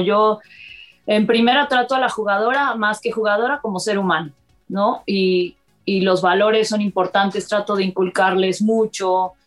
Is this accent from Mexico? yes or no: yes; Córdoba, Veracruz, Mexico; Eh, nací en Córdoba, Veracruz.